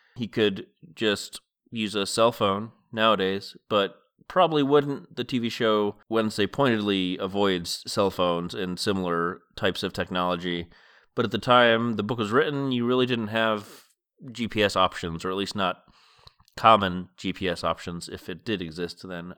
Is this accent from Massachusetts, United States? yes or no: yes; Massachusetts, United States; moved away as an adult; now in West Coast, United States; I lived in Massachusetts growing up and have lived my adult life on the West Coast